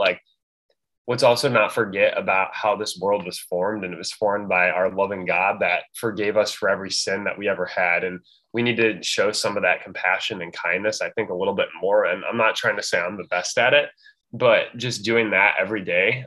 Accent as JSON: {"language": "English", "region": "Illinois", "country": "United States", "said": "I'm from Illinois. I'm from a suburb."}